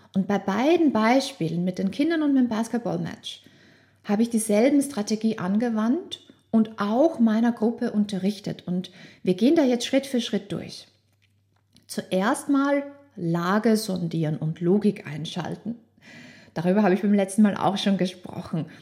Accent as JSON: {"language": "German", "country": "Austria", "tie": "born or raised there", "said": "ich bin aufgewachsen in Österreich"}